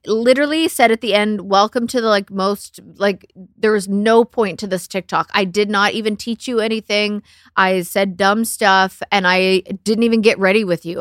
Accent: Canada; I'm Canadian

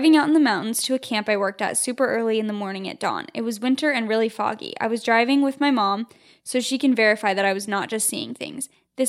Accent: East Coast, United States; Okay, so I'm from the East Coast, and I have had two super scary things happen.

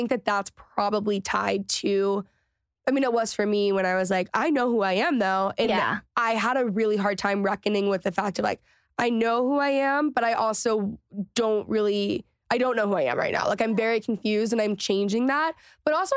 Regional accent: Texas, United States; moved away; also born or lived in Los Angeles; growing up in Texas

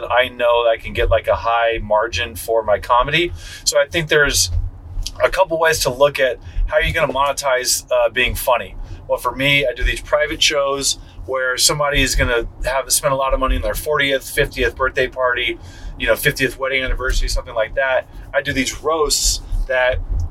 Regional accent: Redondo Beach, California, United States; I'm from Redondo Beach. We do beach volleyball.

